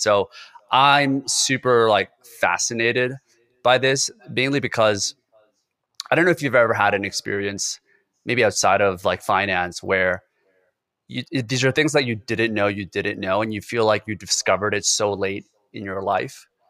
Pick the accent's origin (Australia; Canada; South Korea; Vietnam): South Korea; moved away; I was born in Korea, so it's a very homogenous culture where everybody has to be united. You kinda have to follow the certain rules, and it's very constricted in a lot of ways, and that's the way I grew up in my family as well